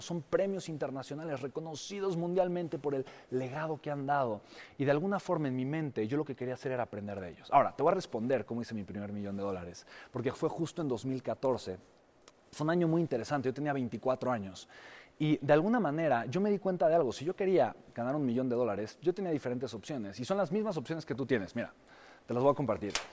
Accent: Mexico; mi país, México

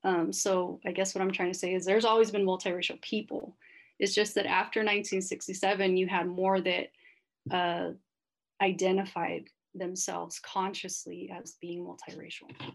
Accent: Sacramento, California, United States; moved away as an adult; also born or lived in Santa Barbara, California / Sylmar, Los Angeles, California; now in Los Angeles, United States; I grew up in Sacramento

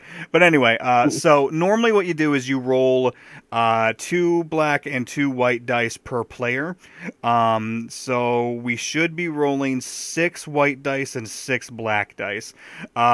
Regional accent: Owosso, Michigan, United States; I grew up in Owosso, and that is much smaller than Midland.

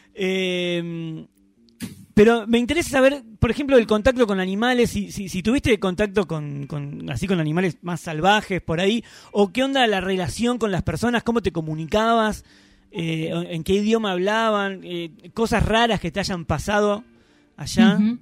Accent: Argentina; soy de Argentina

